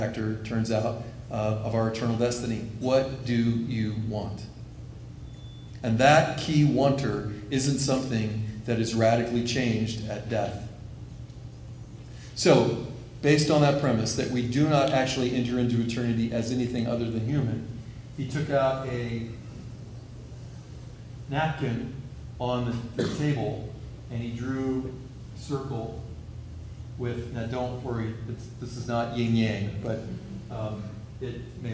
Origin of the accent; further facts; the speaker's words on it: Missouri, United States; I am from Missouri a little bit, so I say wash.